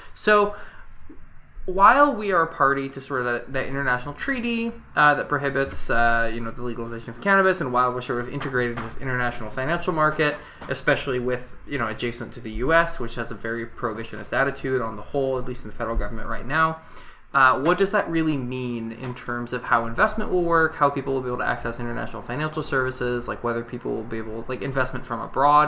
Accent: Washington, United States; now in Canada; I grew up in Washington State

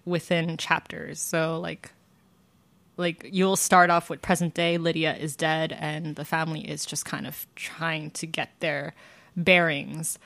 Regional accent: Georgia, United States; I'm from Georgia

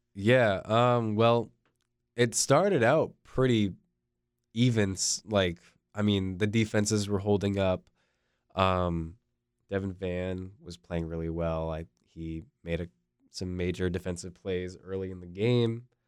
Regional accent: Fuquay-Varina, North Carolina, United States; also born or lived in Maine; I grew up in Fuquay

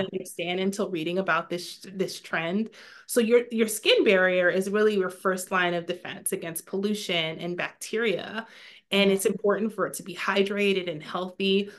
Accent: New York, United States; moved away as an adult; now in Maryland, United States; I had my, my first little one in my hometown in New York

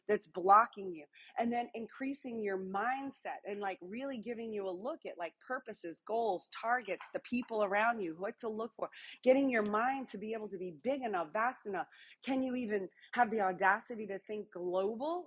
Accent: New Orleans, Louisiana, United States; I'm from New Orleans, Louisiana

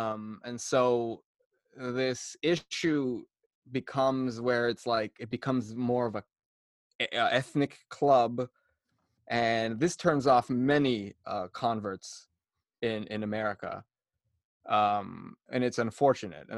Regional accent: Cyprus; now in United States; as an Orthodox growing up in Cyprus in those early years

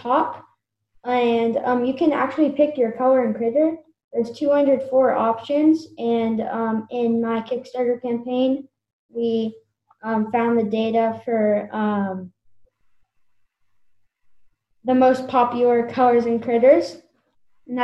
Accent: Napa Valley, California, United States; I grew up in Napa Valley, California. I'm still here

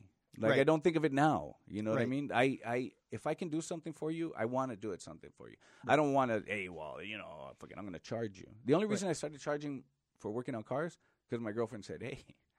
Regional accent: Los Angeles, California, United States; East L.A.

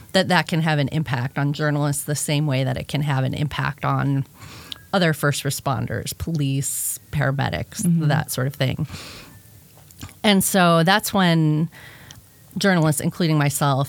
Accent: outside Chicago, Illinois, United States; Northwestern, was like 45 minutes from my house where I grew up outside Chicago

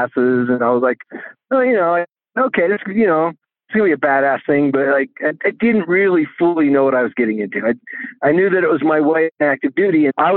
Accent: Utah, United States; I grew up here in Utah

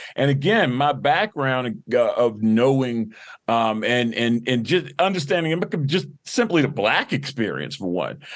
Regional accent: Baltimore, Maryland, United States; born and raised in Baltimore, you know, went to Baltimore City Public Schools

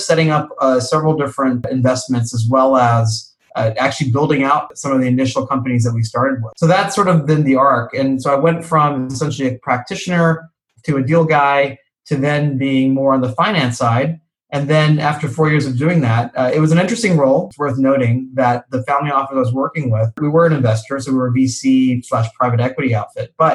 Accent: United States; moved away as an adult; also born or lived in New York / Boston; now in Asia; I was born and raised in the United States

